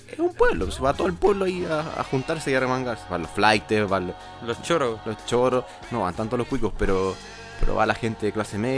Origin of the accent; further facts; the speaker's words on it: Rancagua, O'Higgins, Chile; Soy de Rancagua y allá son más entretenidos y son más de bar, de pueblo.